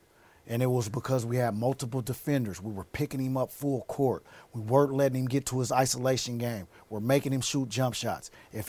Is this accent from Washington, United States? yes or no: yes; Seattle, Washington, United States; I was raised in Seattle. I grew up.